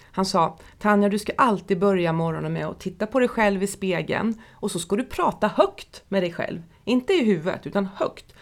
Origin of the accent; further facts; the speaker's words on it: Nässjö, Jönköping County, Sweden; Jag stod på disken på Höglandssjukhuset i Nässjö när jag var tonåring